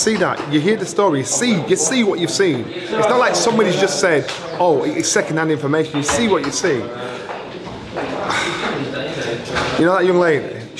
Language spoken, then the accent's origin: English; Yorkshire and the Humber, United Kingdom; I'm a Yorkshireman. Proper Yorkshireman.